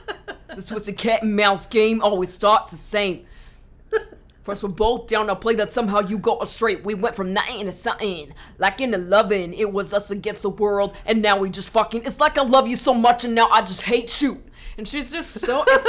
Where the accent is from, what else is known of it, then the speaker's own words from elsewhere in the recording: Whittier, California, United States; We're from Whittier.